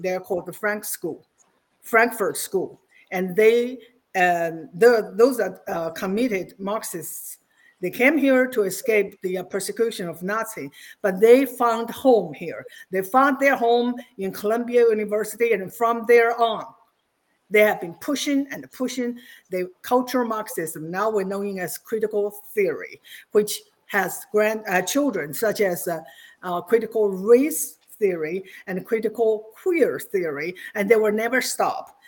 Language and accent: English; China; moved away as an adult; now in United States; I was born in Mao's China, and I spent my first 26 years there